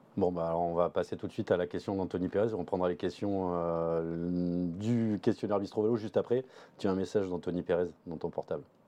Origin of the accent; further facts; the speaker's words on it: southern France, France; quand on est français, comme toi, comme moi, sudiste, en plus